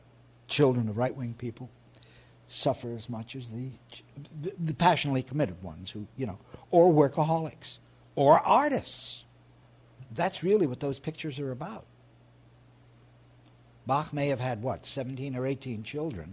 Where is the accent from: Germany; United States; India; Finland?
United States; New York; I'm a New Yorker and I've spent my life here